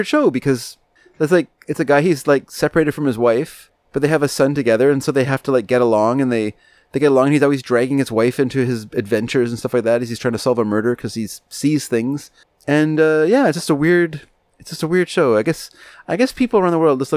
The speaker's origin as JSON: {"language": "English", "town": "Vancouver", "region": "British Columbia", "country": "Canada", "tie": "born or raised there", "said": "we're Canadian. So I knew exactly what it was like to go to junior high school in Canada, not Toronto. Obviously I was in Vancouver"}